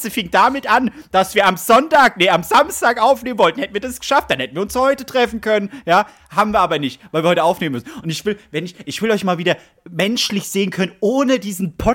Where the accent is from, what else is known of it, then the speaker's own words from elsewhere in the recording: Bavaria, Germany; born there; kann ich sagen, ich bin auch ein Bayer, ich wurde ja da geboren